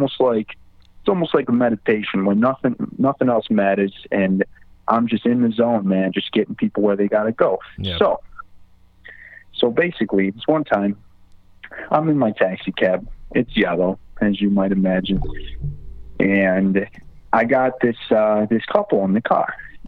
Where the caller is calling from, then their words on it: Lewisdale, United States; I'm calling from the west side of Lewisdale.